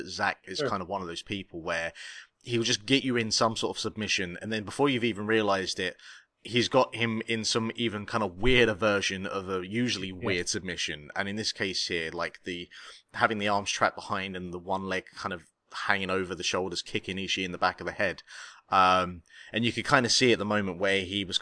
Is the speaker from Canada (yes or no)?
no; United Kingdom; I am actually from the United Kingdom.